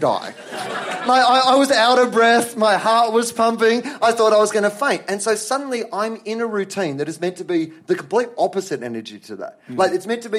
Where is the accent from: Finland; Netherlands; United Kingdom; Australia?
Australia; I'm an Australian